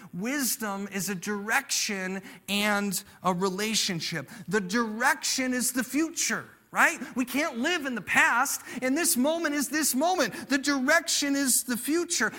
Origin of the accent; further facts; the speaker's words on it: United States; I'm an American